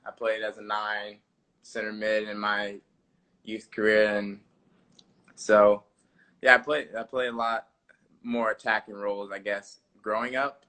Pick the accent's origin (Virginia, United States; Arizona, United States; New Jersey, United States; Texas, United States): Virginia, United States; Chesapeake; born or raised there; moved away as an adult; also born or lived in Richmond, Virginia; now in Madison, United States